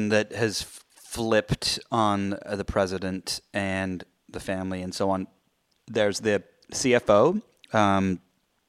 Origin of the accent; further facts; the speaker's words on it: United Kingdom; I'm British